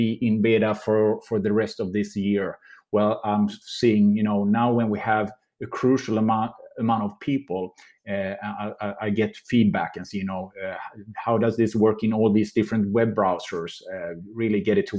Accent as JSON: {"language": "English", "country": "Sweden", "said": "I'm from Sweden"}